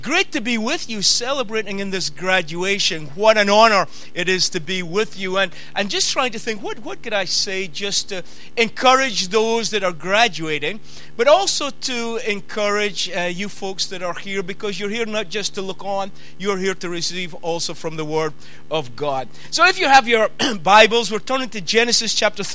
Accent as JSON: {"language": "English", "town": "Peterhead", "region": "Scotland", "country": "United Kingdom", "said": "I'm from the Northeast. I'm Peterhead boy."}